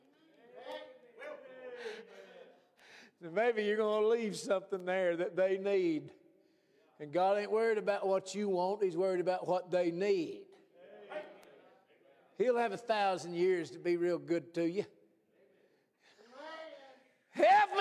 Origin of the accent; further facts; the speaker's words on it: United States; As an American